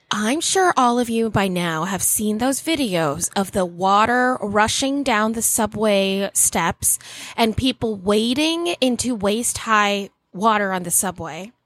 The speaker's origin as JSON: {"language": "English", "region": "Florida", "country": "United States", "tie": "born or raised there", "moved": "yes", "lives_now": "New York, United States", "said": "I grew up in Florida"}